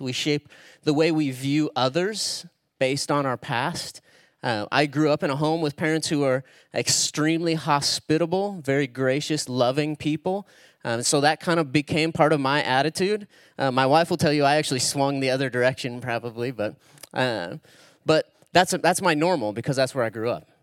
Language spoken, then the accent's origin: English; Spokane, Washington, United States; that's where I actually live, Eastern Washington. That's where I grew up. It's where I'm from.